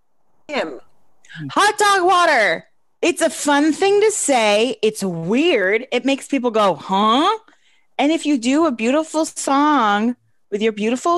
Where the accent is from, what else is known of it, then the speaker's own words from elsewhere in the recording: Vermont, United States; I come from Vermont and people are vulgar in the country in rural areas